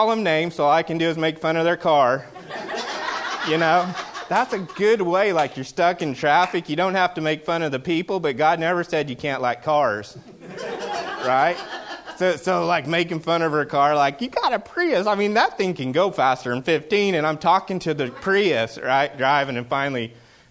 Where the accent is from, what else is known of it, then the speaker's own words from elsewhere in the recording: the South, United States; now in Pacific Northwest, United States; I grew up in the South